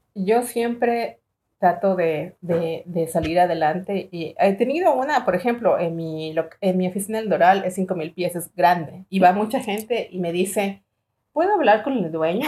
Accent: Ecuador; now in United States; yo nací en Ecuador. Yo trabajé desde los 17 años y siempre comencé en flores.

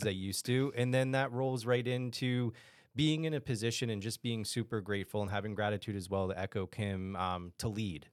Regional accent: Texas, United States; we're from Texas

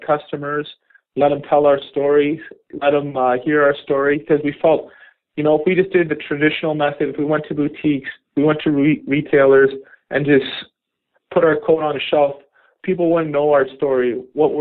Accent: just outside Toronto, Ontario, Canada; I grew up just outside Toronto

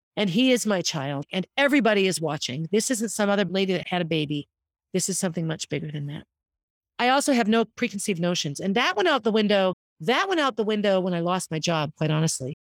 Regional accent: Concord, United States; I lived on Essex Street growing up in Concord

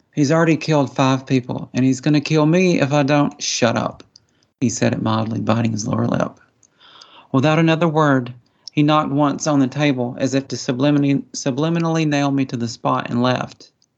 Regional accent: Appalachian Mountains, United States; accent: hillbilly; I was raised, you know, in the Appalachian Mountains. I'm kind of a hillbilly, as you can probably tell by my accent.

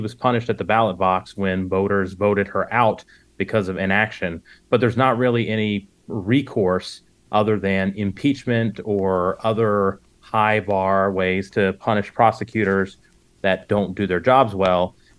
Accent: just south of Atlanta, Georgia, United States; I grew up outside of Atlanta. I've lived in Georgia my entire life. I grew up just south of Atlanta. And the county that I grew up in, by the time I graduated high school, went from majority rural Republican farmland to upper middle class Black Democratic suburbia.

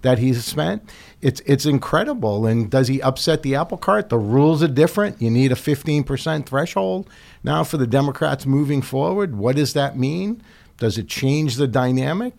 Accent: Medford, Massachusetts, United States; my hometown, Medford, Massachusetts

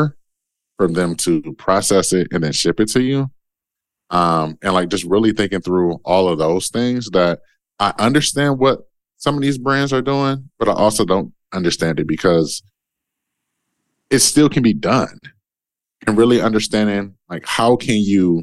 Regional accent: Detroit, Michigan, United States; I'm from Detroit. I'm a kid from Detroit

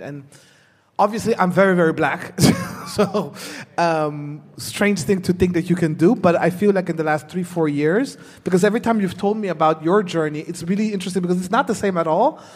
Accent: Netherlands; moved away as an adult; also born or lived in Burundi; I was born in Burundi. Mm. I grew up in the Netherlands

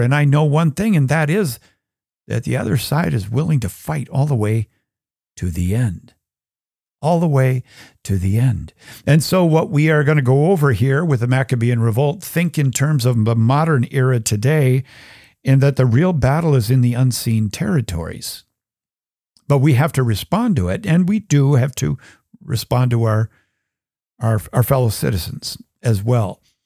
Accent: United States; I'm an American

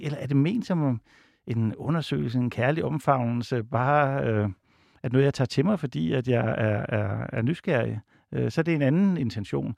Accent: Odense, Southern Denmark, Denmark; jeg er fra Odense

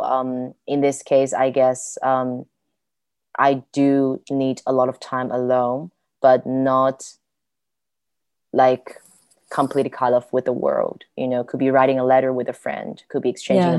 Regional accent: Guiyang, Guizhou, China; moved away as an adult; now in Germany; at my first 18 years, almost every day I spent in my hometown Guiyang

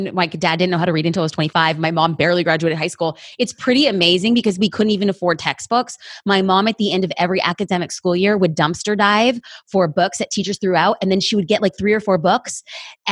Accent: Los Angeles, California, United States; I'm an LA girl.

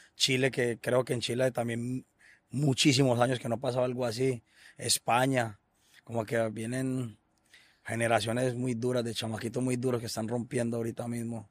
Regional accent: Colombia; una de las mejores islas del país de nosotros

